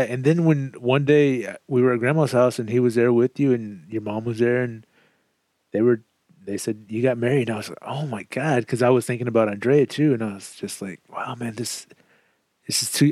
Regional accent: Southeast Texas, United States; moved away as an adult; also born or lived in Kansas; I moved from Southeast Texas to Kansas following my job at the post office, and it was there that I just became super miserable. One, I missed my family. Two, I missed Texas.

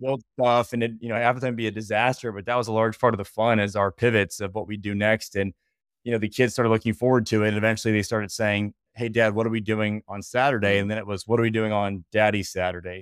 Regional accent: Bryan, Ohio, United States; I grew up playing in Northwest Ohio, small town called Bryan

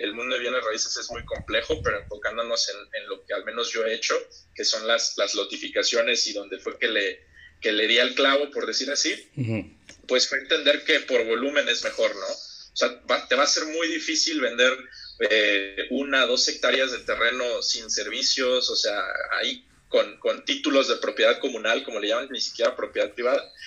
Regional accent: Huatulco, Oaxaca, Mexico; moved away as an adult; also born or lived in Mexico City; yo soy de, de Bahías de Huatulco, de la costa. Eh, realmente pues soy originario de la Ciudad de México, pero pues, crecí ahí, viví ahí prácticamente mi, mi adolescencia, toda, toda mi vida hasta los 18 más o menos

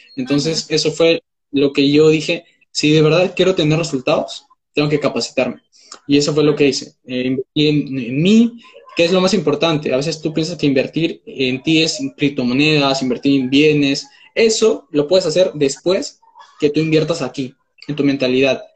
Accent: Peru; tengo 19 años, soy de Perú

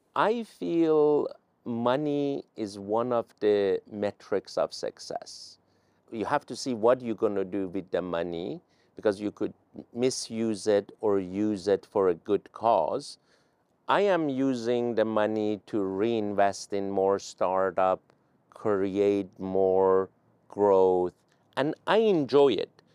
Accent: Iran; English is a second language; now in United States; I was an immigrant from Iran

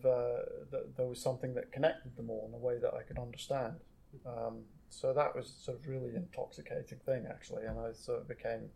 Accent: Banff, Scotland, United Kingdom; I was born in Banff, which is a fishing

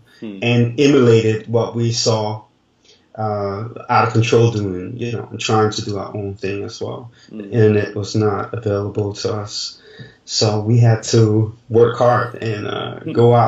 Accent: Denmark; moved away as an adult; now in France; I grew up in Denmark

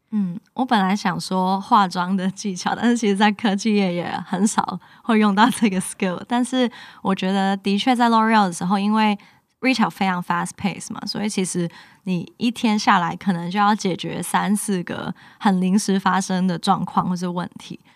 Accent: Hong Kong; moved away as an adult; now in Taiwan; 因为我是香港人嘛，然后我的家也发生很多事情

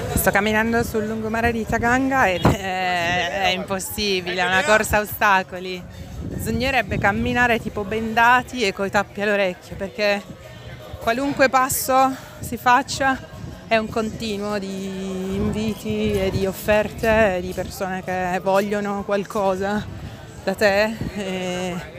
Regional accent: Foggia, Apulia, Italy; io sono di Foggia

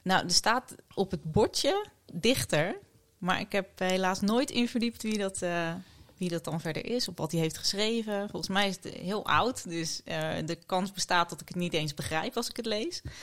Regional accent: Dordrecht, South Holland, Netherlands; moved away as an adult; now in The Hague, Netherlands; Ik ben een geboren schapenkop. Ik kom uit Dordrecht.

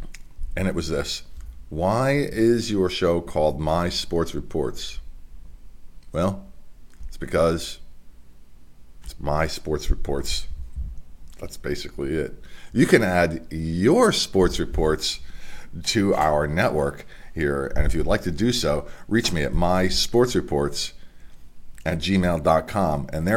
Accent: Delaware, United States; because there's going to be some athletes mentioned from my home state here in Delaware

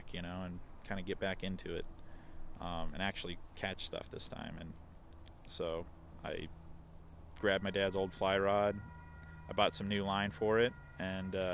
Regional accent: Fallon, Nevada, United States; I grew up in Fallon, Nevada

